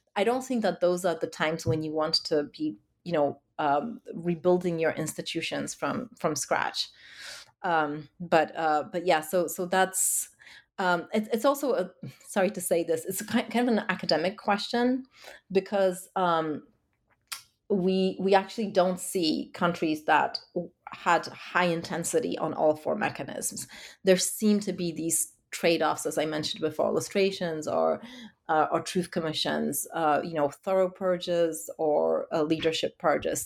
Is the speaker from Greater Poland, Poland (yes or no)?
no; Warsaw, Masovian Voivodeship, Poland; growing up in Warsaw of the nineties.